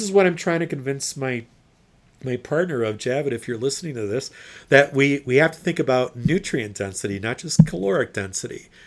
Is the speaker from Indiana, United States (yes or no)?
yes; Indiana, United States; Indiana, my home state